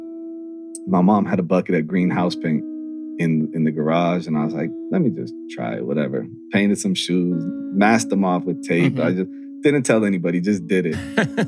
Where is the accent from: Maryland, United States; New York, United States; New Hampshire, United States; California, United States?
California, United States; Santa Monica; growing up in Santa Monica